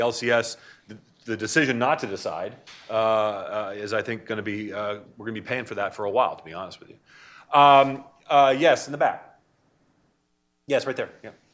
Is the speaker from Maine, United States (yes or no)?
yes; Maine, United States; I'm from Maine.